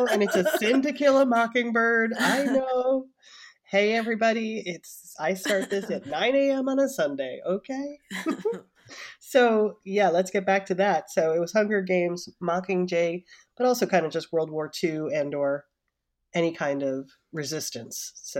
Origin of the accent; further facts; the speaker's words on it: New Jersey, United States; I'm like, I'm from New Jersey.